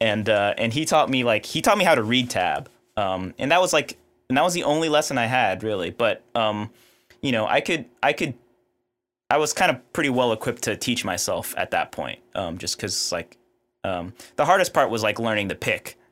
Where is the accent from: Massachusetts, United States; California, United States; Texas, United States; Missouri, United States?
Texas, United States; Houston; I grew up in Houston, Texas, uh, kind of the suburbs of Houston